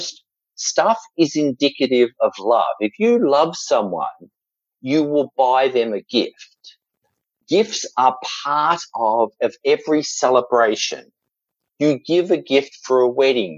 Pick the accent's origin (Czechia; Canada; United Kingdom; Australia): Australia; accent: Australian; there's an element of being Australian that you can kind of get away with things. And the truth also is, with this accent